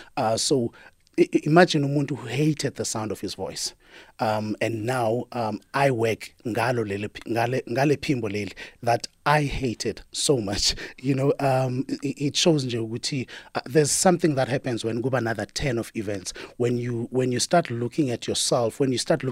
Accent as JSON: {"language": "English", "town": "Daveyton", "region": "Gauteng", "country": "South Africa", "said": "I'm from the East, yes."}